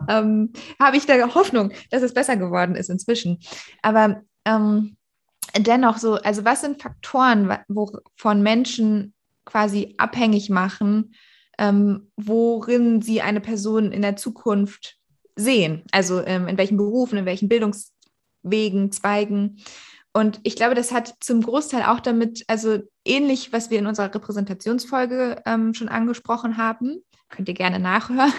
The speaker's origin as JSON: {"language": "German", "region": "Berlin", "country": "Germany", "said": "bei uns in Berlin äh, war das ja zum Glück nach sechs Jahren Grundschule"}